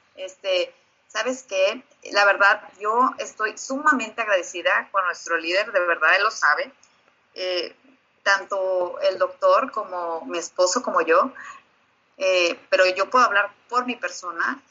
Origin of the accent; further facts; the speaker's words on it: Mexico; now in Brownsville, United States; la mexicana orgullosa